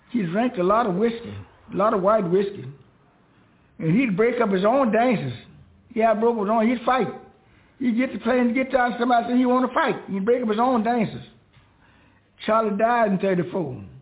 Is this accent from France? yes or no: no; Shaw, Mississippi, United States; born there; I was born in Shaw, Mississippi in 1915, and I played guitar.